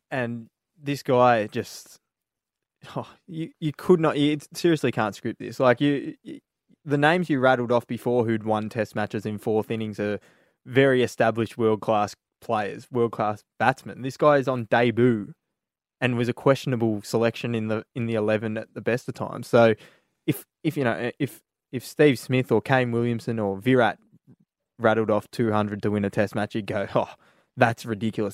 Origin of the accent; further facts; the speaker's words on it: Australia; being an Aussie cricket fan